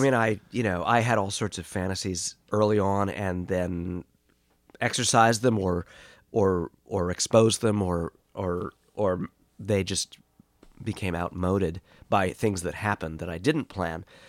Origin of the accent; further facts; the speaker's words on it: New York City, New York, United States; moved away as an adult; also born or lived in California; growing up in Boreham Hill